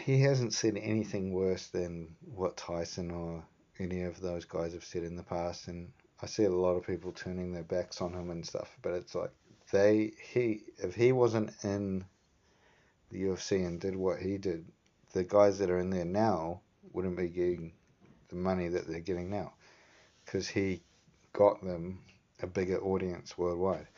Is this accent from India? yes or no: no; New Zealand; growing up in New Zealand